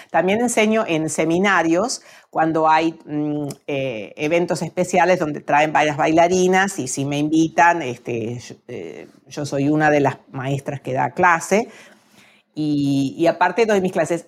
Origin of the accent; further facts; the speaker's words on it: Argentina; moved away as an adult; en mi país tenemos el tango, pero también tenemos las danzas folclóricas que son más como regionales